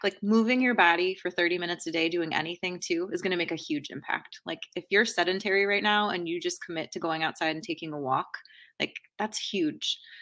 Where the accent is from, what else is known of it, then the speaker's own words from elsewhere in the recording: outside of Boston, Massachusetts, United States; also born or lived in East Coast; now in Chicago, United States; I grew up outside of Boston